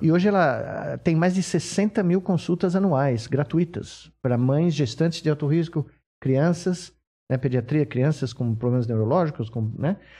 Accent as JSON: {"language": "Portuguese", "region": "São Paulo", "country": "Brazil", "tie": "born or raised there", "said": "Eu não nasci em Minas Gerais, mas eu nasci aqui, na Bela Vista"}